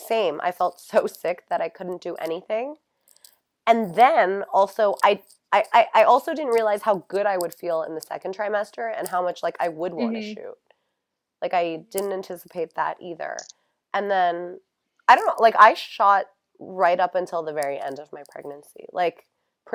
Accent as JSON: {"language": "English", "region": "New York", "country": "United States", "also_born_or_lived": "Los Angeles / Florida", "moved": "yes", "said": "I'm from New York"}